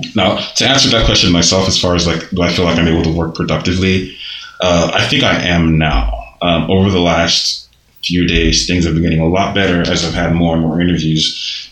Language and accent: English; Nigeria; now in United States; growing up in Nigeria